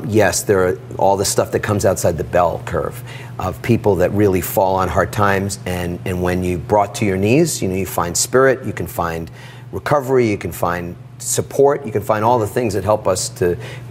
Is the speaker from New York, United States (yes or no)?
yes; New York City, New York, United States; I grew up in Queens, New York, in a small apartment.